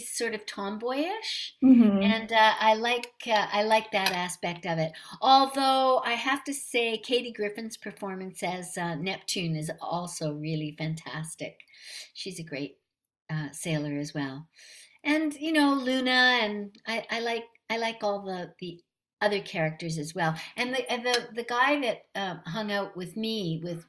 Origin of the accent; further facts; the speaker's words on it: Canada; being a Canadian